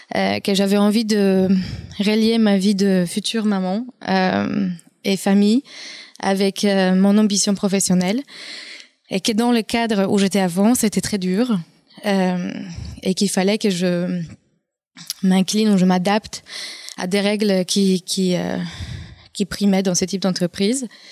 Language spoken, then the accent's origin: French; Poland; accent: Polish; French is a second language; moved away as an adult; now in France; Je suis polonaise d'origine, d'où vient mon accent